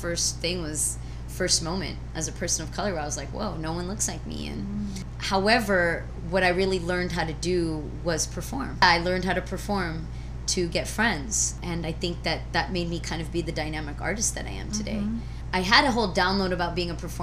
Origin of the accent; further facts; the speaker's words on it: Santee, California, United States; also born or lived in Chicago, Illinois, United States; up in Chicago until I was 7 and then moved to Santee, which is like East County area of San Diego.